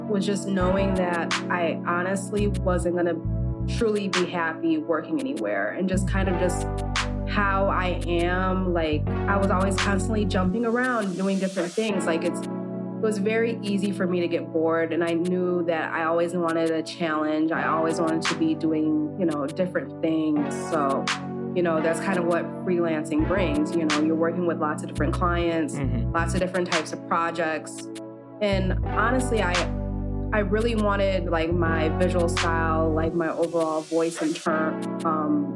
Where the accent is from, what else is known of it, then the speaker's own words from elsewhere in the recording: Waukegan, Illinois, United States; now in New York City, United States; growing up in Waukegan, it's the complete opposite of my life now.